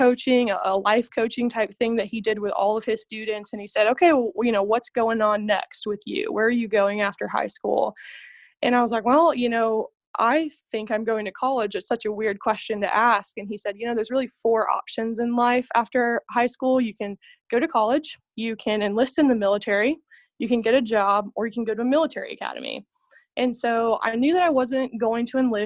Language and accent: English; San Antonio, Texas, United States; moved away as an adult; also born or lived in Colorado Springs, Colorado; now in Fort Worth, United States; I'm originally from San Antonio, Texas